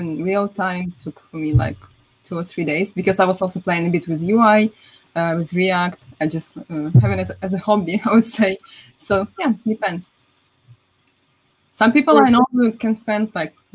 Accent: Ukraine; I'm from Ukraine

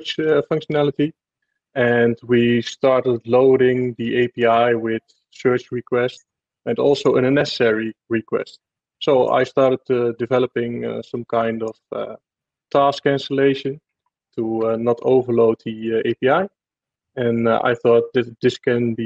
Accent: Netherlands; I'm from the Netherlands

